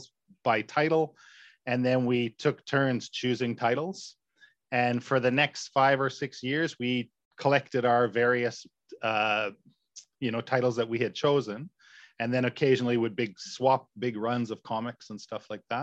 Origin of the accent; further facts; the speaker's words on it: Whitehorse, Yukon, Canada; moved away as an adult; now in Japan; our hometown because we lived very far north. I'm from Whitehorse, Yukon in Canada, very far north